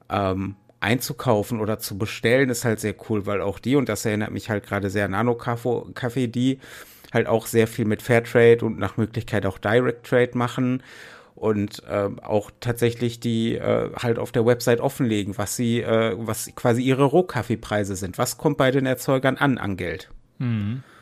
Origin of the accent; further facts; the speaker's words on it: Essen, North Rhine-Westphalia, Germany; da komme ich jetzt wieder zurück nach Essen in meine Heimatstadt